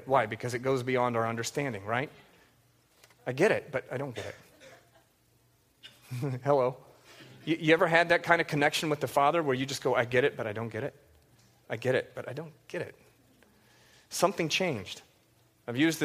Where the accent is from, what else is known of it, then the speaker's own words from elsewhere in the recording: the South, United States; I grew up in the South, and it was filled with these gospel quartets